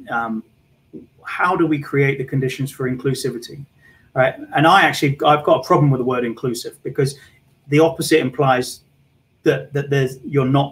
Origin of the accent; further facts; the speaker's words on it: London, United Kingdom; moved away as an adult; now in Canada; in the 70s, growing up in London, being an Irish guy to an Irish and Scottish family